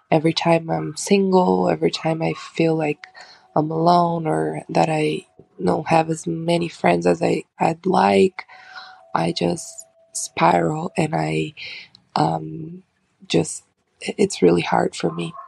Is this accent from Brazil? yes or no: yes; Brazil; I'm from Brazil.